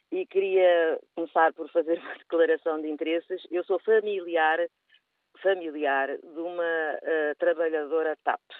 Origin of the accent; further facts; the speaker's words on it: Portugal; sou portuguesa, tenho muito orgulho de ser portuguesa